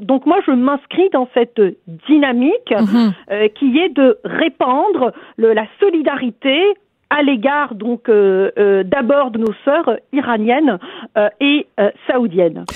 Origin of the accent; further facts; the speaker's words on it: Algeria; now in Quebec, Canada; je viens moi-même d'Algérie